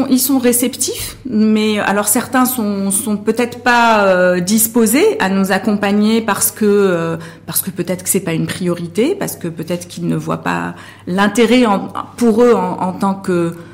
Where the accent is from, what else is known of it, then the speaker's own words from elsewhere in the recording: Morocco; en tant que Marocain et, consommateur euh, marocain ou marocaine